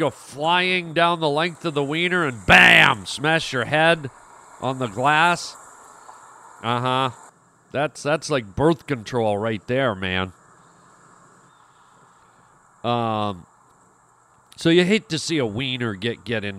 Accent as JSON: {"language": "English", "country": "Canada", "tie": "born or raised there", "said": "I was born and raised in Canada, and we grew up on, you know, a lot of Canadian radio"}